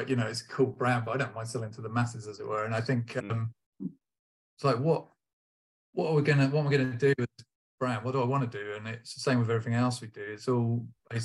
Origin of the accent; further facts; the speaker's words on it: Portsmouth, South East England, United Kingdom; I'm from Portsmouth, as I said